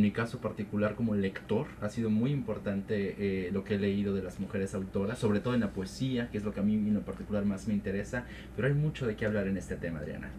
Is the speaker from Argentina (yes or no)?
no; Mexico; como mexicano, soy y aparte porque tengo raíces oaxaqueñas